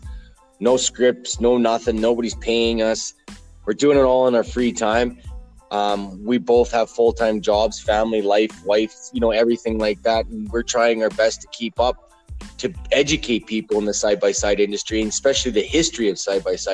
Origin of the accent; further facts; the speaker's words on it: Alberta, Canada; I'm from Alberta, Canada.